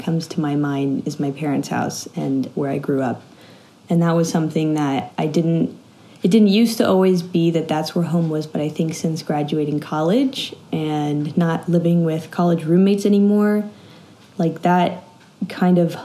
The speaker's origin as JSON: {"language": "English", "area": "Bay Area", "region": "California", "country": "United States", "also_born_or_lived": "Los Angeles, United States", "moved": "as an adult", "lives_now": "Malawi", "said": "I'm from the Bay Area originally, and then I moved to LA for college"}